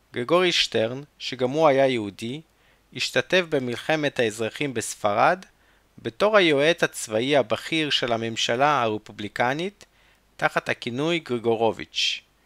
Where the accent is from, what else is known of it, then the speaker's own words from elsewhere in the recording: Chernivtsi, Chernivtsi Oblast, Ukraine; בצ'רנוביץ, העיר שבה נולדתי